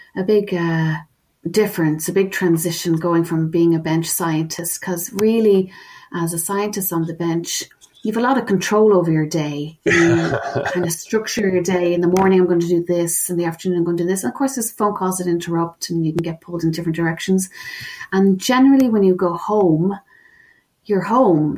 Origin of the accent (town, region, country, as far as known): Ireland; accent: Irish